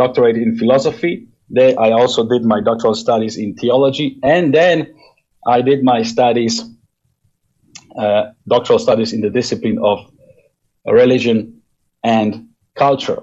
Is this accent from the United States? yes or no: no; Poland; I was born and raised in Poland in pastoral family